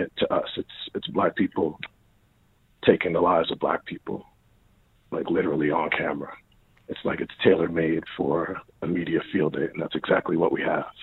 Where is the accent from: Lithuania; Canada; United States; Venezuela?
United States; New York City, New York; I'm born and raised in New York. I'm from the Bronx, Albert Einstein Hospital